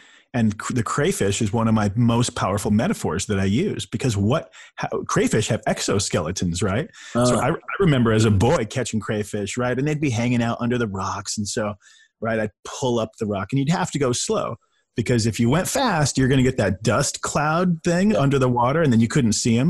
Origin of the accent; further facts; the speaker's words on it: Indiana, United States; also born or lived in California; I grew up in the 80s, in the Midwest. I'm from Indiana originally